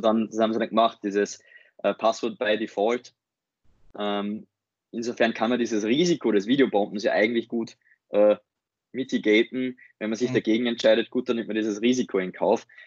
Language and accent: German; Upper Austria, Austria; moved away as an adult; now in Vienna, Austria; bin ursprünglich aus Oberösterreich, jetzt seit dem Studium in Wien